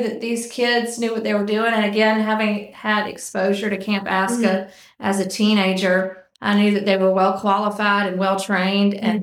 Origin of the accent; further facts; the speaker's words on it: Auburn, Alabama, United States; moved away as an adult; I grew up in Auburn, and we've been back in Auburn since about 2016